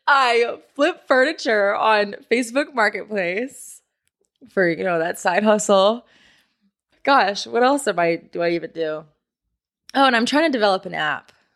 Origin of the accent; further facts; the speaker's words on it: San Diego, California, United States; moved away as an adult; now in Los Angeles, United States; I grew up in San Diego, and I moved to L A about six years ago to go to school